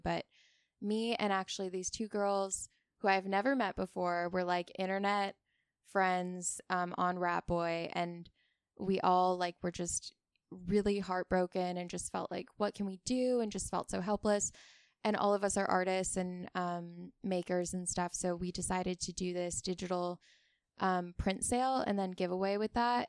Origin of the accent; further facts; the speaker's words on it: Oahu, Hawaii, United States; now in Ventura, United States; I grew up in Hawaii